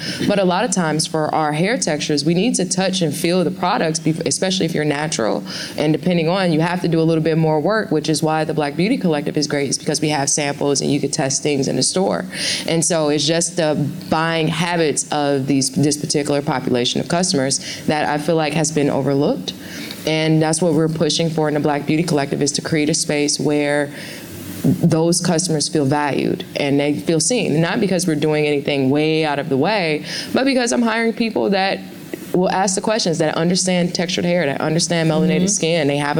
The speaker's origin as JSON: {"language": "English", "country": "Ghana", "said": "I'm originally from Ghana, are there new products that are launching there?"}